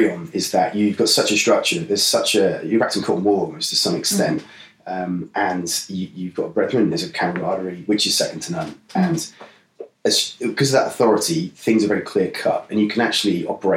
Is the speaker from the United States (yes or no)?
no; Norwich, East of England, United Kingdom; I am from Norwich originally